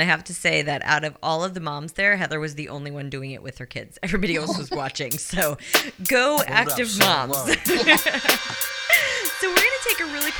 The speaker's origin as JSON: {"language": "English", "region": "Missouri", "country": "United States", "tie": "born or raised there", "said": "I grew up out"}